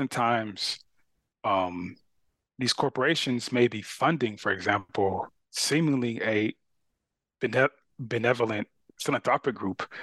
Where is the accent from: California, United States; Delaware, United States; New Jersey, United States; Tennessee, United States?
California, United States; Carson; moved away as an adult; also born or lived in Austin, Texas; the area where I grew up a city called Carson